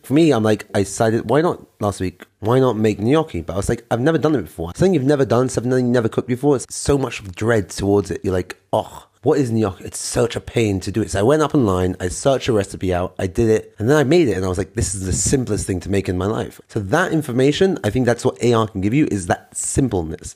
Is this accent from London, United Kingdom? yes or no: yes; London, United Kingdom; now in Israel; I'm from London, England. I am currently living in Israel